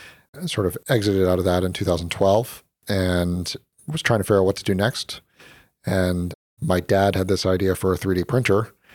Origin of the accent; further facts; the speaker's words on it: Chapel Hill, North Carolina, United States; moved away as an adult; also born or lived in Philadelphia; now in Silicon Valley, United States; I grew up in Chapel, North Carolina.